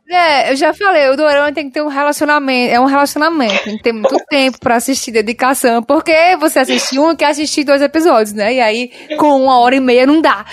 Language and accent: Portuguese; Northeast Brazil, Brazil; accent: nordestino